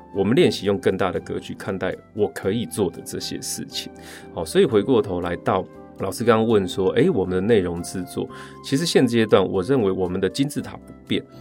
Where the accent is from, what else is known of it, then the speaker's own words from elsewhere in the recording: rural Chiayi, Chiayi County, Taiwan; 我是一个八零年代在嘉义乡下长大的小孩，那时候没有网络